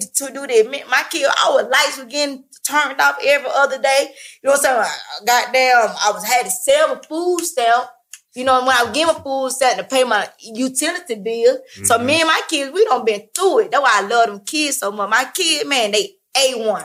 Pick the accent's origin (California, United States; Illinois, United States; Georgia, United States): Georgia, United States; Atlanta; I'm from Atlanta, born and raised.